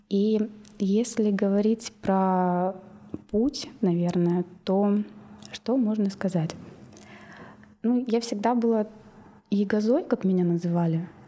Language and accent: Russian; Ridder, East Kazakhstan Region, Kazakhstan; moved away as an adult; also born or lived in Tomsk / Tyumen; now in Moscow, Russia; я из Казахстана из маленького города, Ридер он сейчас называется, а, по фамилии основателя, а раньше был Лениногорск в советские времена. А, всего 50-60 тысяч населения. И я там выросла